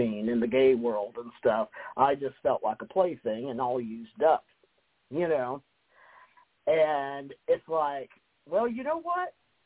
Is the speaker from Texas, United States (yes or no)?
no; Kentucky, United States; moved away; I came from Kentucky